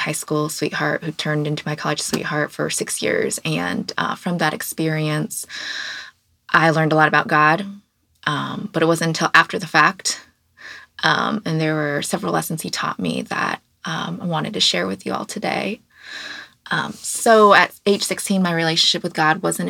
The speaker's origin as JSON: {"language": "English", "town": "Kansas City", "region": "Kansas", "country": "United States", "tie": "born or raised there", "lives_now": "Kansas City, Missouri, United States", "said": "I am from the Kansas City area, specifically the Kansas side. But now I live on the Missouri side, so now I identify as a Missourian. But I grew up here"}